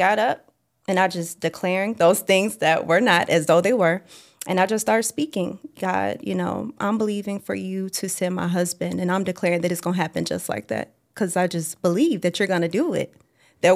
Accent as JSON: {"language": "English", "town": "Memphis", "region": "Tennessee", "country": "United States", "tie": "born or raised there", "said": "I was staying in Memphis, Tennessee. That's my hometown"}